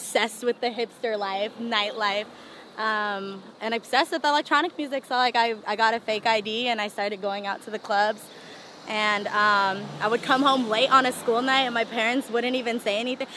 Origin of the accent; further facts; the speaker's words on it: Union City, California, United States; also born or lived in San Francisco, California / Boston; born in San Francisco, and then my family moved us to the suburbs of Union City, Hayward area